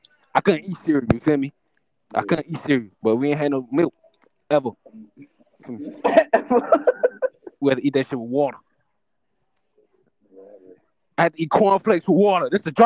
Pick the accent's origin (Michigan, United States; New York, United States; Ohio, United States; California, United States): Michigan, United States; Detroit; you know, I'm from Detroit and shit.